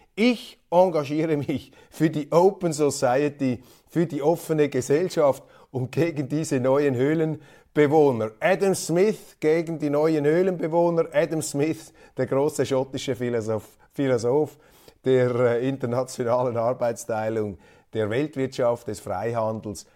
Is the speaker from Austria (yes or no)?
no; Switzerland; als Schweizer Milizpolitiker